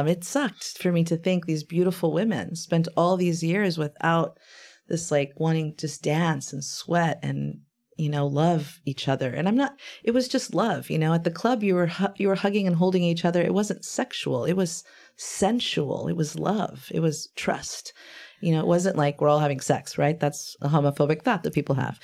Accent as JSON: {"language": "English", "town": "Brownsville", "region": "Texas", "country": "United States", "tie": "born or raised there", "moved": "yes", "lives_now": "San Antonio, United States", "said": "in my hometown where I was born."}